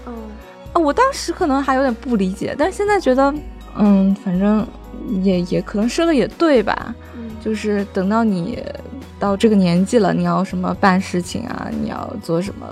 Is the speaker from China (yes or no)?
yes; Northeast China, China; 因为我是东北人啊